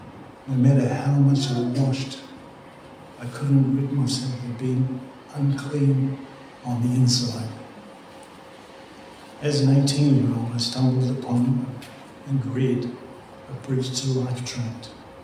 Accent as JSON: {"language": "English", "region": "Gisborne", "country": "New Zealand", "tie": "born or raised there", "said": "Growing up in Gizzy, many of you have experienced."}